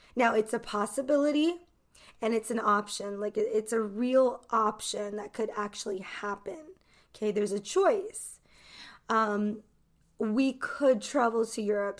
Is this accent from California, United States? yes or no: yes; Los Angeles, California, United States; I am from Los Angeles, California